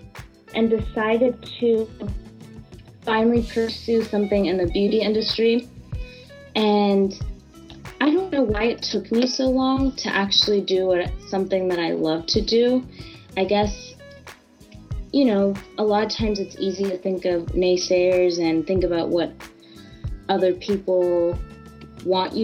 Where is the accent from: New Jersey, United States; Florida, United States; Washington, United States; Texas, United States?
Florida, United States; Jacksonville; also born or lived in California / Orlando, Florida; I was born in California and moved to Jacksonville, Florida when I turned 10, and pretty much grew up there